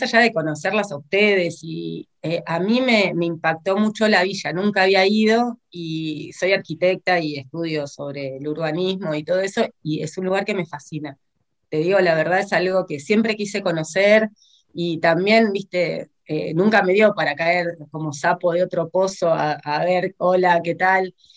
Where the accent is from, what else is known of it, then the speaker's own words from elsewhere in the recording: La Plata, Buenos Aires Province, Argentina; yo soy de La Plata, soy de gimnasia